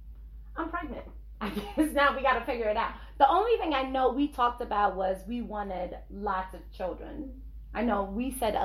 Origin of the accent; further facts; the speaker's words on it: Nigeria; I'm Nigerian